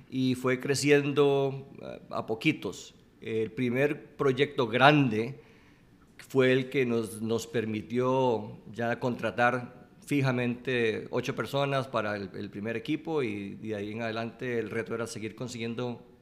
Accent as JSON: {"language": "Spanish", "country": "Costa Rica", "moved": "yes", "said": "Yo me fui de Costa Rica de joven y estudié tecnología y estaba trabajando"}